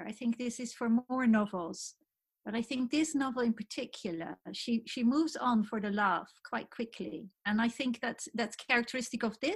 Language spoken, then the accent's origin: English; London, United Kingdom; I am too obsessed as a Londoner